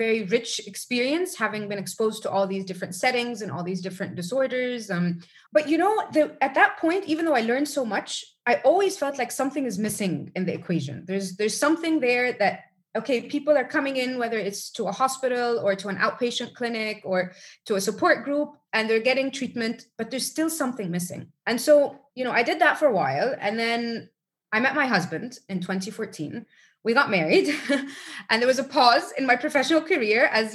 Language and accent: English; Egypt; moved away; also born or lived in United States / Rome, Italy / Geneva, Switzerland; I was born and raised in Egypt, lived abroad a few times. I lived in the US, I lived in Rome, I lived in Geneva, Switzerland.